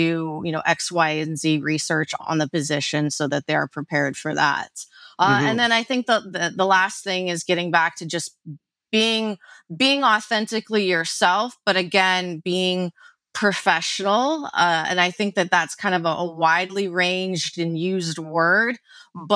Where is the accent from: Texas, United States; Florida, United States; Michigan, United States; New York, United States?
New York, United States; being a New Yorker